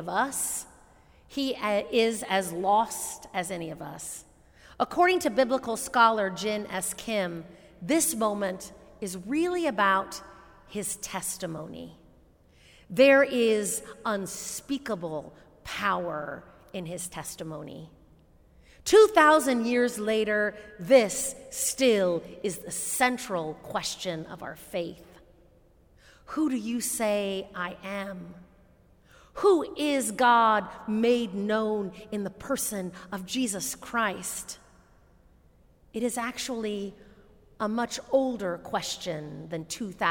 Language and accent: English; Indianapolis, Indiana, United States; moved away; my hometown of Indianapolis, Indiana.